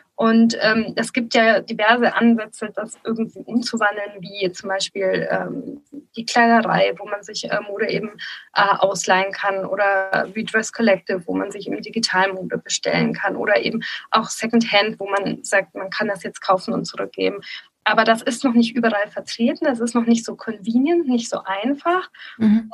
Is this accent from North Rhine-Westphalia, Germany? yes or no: no; Nuremberg region, Bavaria, Germany; ich komme ja auch aus der Region Nürnberg